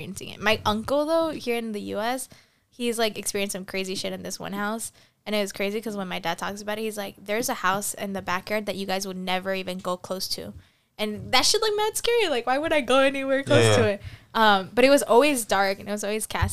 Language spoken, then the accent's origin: English; Argentina; moved away; I was born in Argentina.